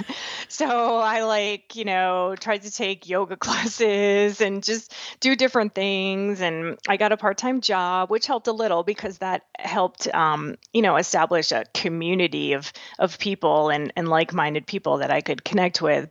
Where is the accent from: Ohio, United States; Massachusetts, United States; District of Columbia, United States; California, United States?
Massachusetts, United States; now in Nebraska, United States; born and raised back in Massachusetts. I live in Nebraska now